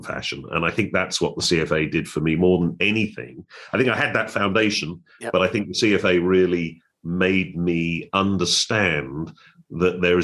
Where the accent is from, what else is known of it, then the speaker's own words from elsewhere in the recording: United Kingdom; moved away as an adult; also born or lived in United States; now in Hong Kong; I'm born and raised in Europe, in Britain, and spent my early career there